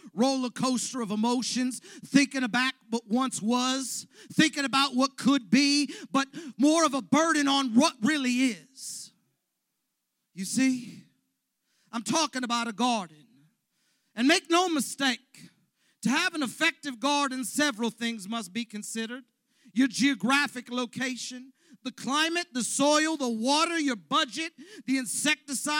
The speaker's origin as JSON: {"language": "English", "town": "Los Angeles", "region": "California", "country": "United States", "said": "I came from the San Fernando Valley, where the soil is rich"}